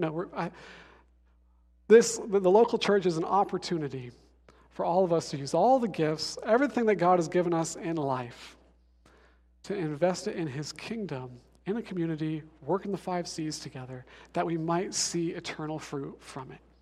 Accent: Denver, Colorado, United States; I'm from Denver

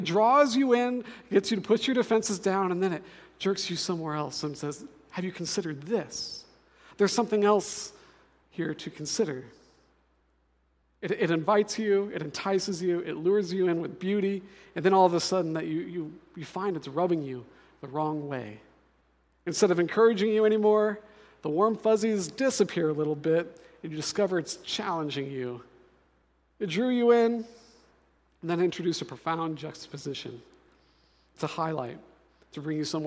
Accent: Denver, Colorado, United States; now in Seattle, United States; I'm actually from Denver, so I'm a mountain boy myself

